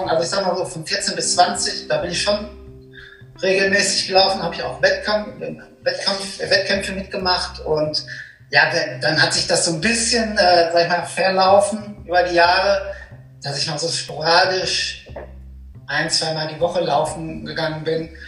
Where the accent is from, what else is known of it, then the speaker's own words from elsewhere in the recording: Herdecke, North Rhine-Westphalia, Germany; Also ich habe angefangen, ich komme ja hier, ich komme aus Herdecke. Ich habe da auch gelernt im Bonsmannshof